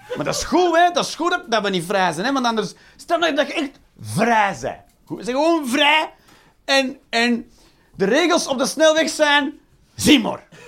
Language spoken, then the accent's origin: Dutch; Belgium